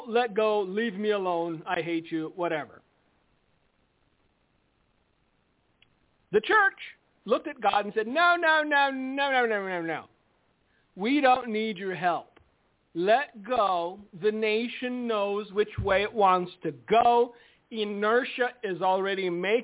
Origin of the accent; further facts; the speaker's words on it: United States; we're America, and we're Americans, and we're American Christians